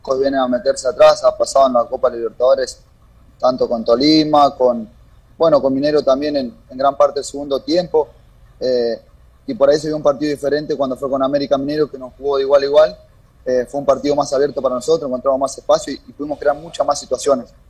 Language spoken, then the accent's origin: Spanish; Argentina; moved away as an adult; now in Ecuador; somos varios argentinos por ahí que estamos en, el club